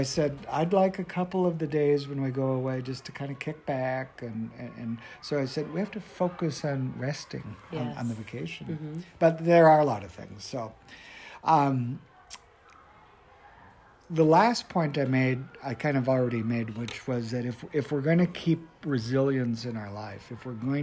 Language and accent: English; North Dakota, United States; I grew up in North Dakota on a farm.